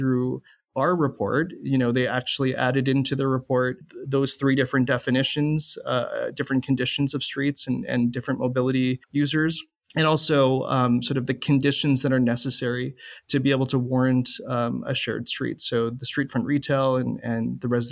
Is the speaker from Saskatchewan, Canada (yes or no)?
no; Winnipeg, Manitoba, Canada; now in Edmonton, Canada; I'm from Winnipeg, Manitoba